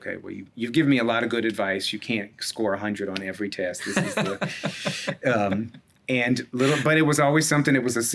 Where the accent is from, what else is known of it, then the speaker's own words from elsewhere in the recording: Hartford, Connecticut, United States; moved away as an adult; also born or lived in Roper, North Carolina / Washington, District of Columbia, United States; now in Minneapolis, United States; that was a predominantly Black congregation I was raised in Hartford